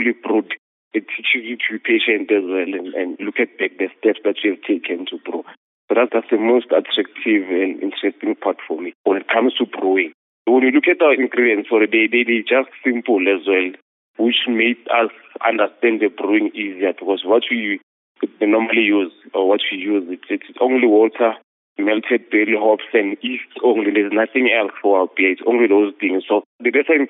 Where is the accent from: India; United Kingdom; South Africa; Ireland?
South Africa; Tembisa, Gauteng; I'm from township in Tembisa in the east of Ekurhuleni, not far from your Johannesburg International Airport. I was born in Tembisa Hospital, and lived all my life in the township.